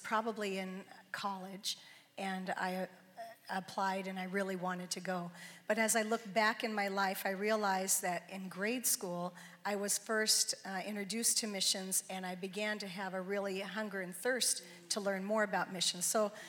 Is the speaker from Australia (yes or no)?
no; Seattle, Washington, United States; moved away as an adult; also born or lived in Thailand; I was born and raised in Seattle, Washington